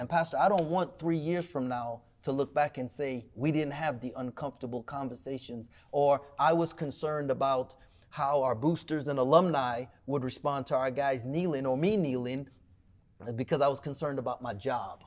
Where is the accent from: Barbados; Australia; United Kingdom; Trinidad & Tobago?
Trinidad & Tobago; also born or lived in Cleveland, Texas; now in Waco, United States; I was born in Trinidad